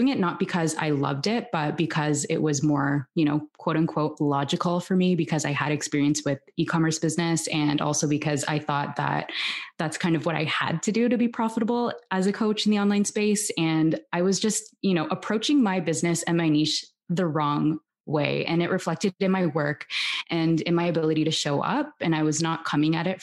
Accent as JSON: {"language": "English", "town": "Toronto", "region": "Ontario", "country": "Canada", "moved": "yes", "lives_now": "Barcelona, Spain", "said": "I'm originally from Toronto"}